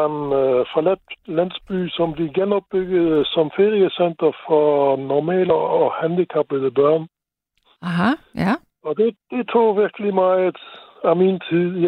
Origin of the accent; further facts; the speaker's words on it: Luxembourg; now in Denmark; Jeg kommer jo fra Luxembourg, og der er vi fra starten vant til at øh, møde nogen fra andre lande, der kommer og yeah. arbejder der.